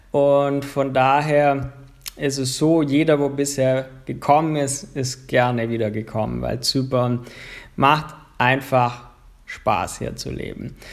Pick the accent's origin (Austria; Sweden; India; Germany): Germany; Baden-Württemberg; now in Cyprus; Ich komme ja, so aus der Bodensee-Ecke, so Schwabenland, da sind die Menschen ja sehr gegenüber anderen Menschen oft reserviert, zurückhaltend.